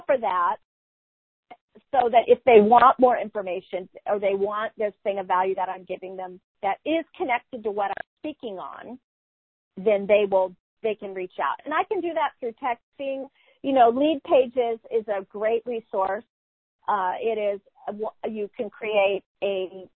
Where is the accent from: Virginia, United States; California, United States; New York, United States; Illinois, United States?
California, United States; I'm a Californian. I don't use the term y'all.